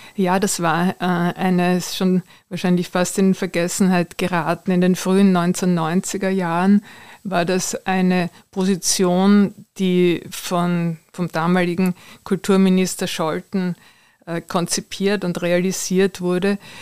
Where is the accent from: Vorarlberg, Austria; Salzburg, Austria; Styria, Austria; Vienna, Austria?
Vienna, Austria; Ich bin ja in der Nähe des Belvedere aufgewachsen